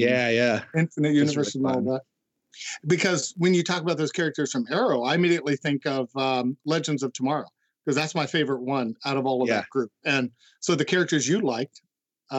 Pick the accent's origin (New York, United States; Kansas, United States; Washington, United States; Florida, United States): Kansas, United States; moved away; I'm originally from Kansas